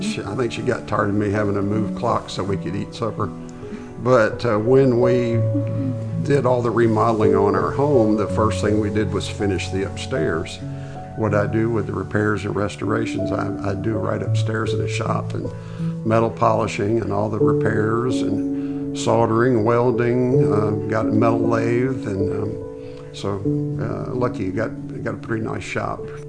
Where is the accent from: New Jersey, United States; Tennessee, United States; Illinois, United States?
Tennessee, United States; Nashville; moved away; I grew up in, uh, Nashville, Tennessee, and moved here in nineteen sixty-eight